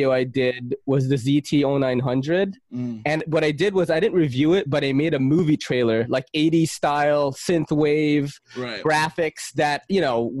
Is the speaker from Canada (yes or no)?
no; Philippines; moved away; I'm from the Philippines